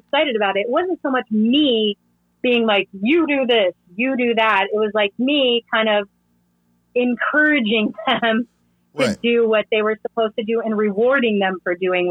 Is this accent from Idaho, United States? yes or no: yes; Southern Idaho, United States; also born or lived in Alaska; now in Colorado, United States; I grew up in Southern Idaho. I grew up in a very rural place